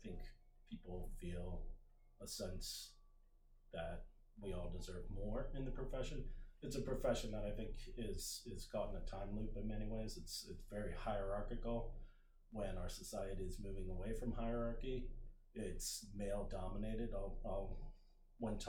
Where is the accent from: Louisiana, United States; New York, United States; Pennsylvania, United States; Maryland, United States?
Maryland, United States; Anne Arundel County; born or raised there; also born or lived in Montgomery County, Maryland / St. Louis, Missouri